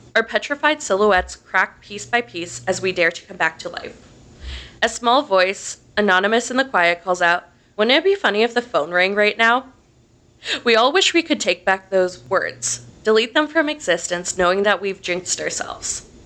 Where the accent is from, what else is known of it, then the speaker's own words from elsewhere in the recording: Delaware, Ohio, United States; grew up in Delaware, Ohio, which is about 30 minutes north of Columbus.